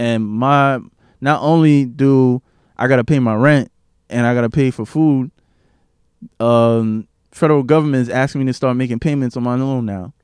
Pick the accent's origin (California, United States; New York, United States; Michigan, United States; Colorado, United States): New York, United States; New York City; I grew up in East Flatbush for majority of my life